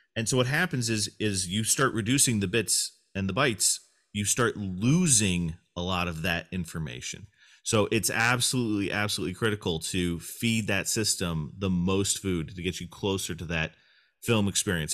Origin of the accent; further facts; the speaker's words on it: United States; I am an American man